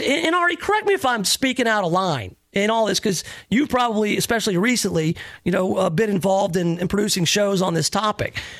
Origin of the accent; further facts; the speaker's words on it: the South, United States; having grown up in the South.